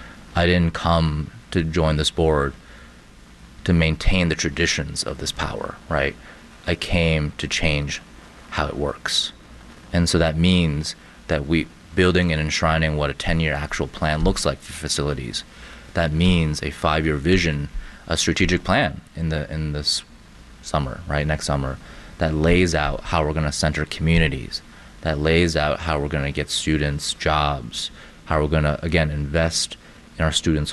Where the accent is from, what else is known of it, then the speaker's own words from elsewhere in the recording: China; now in Chicago, United States; I was born in China, raised by amazing women in my life